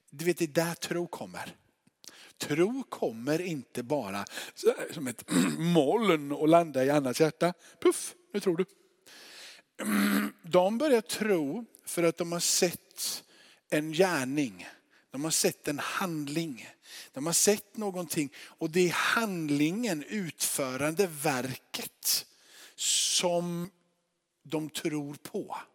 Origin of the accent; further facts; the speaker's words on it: Örkelljunga, Skåne, Sweden; Och jag är från Örkelljunga.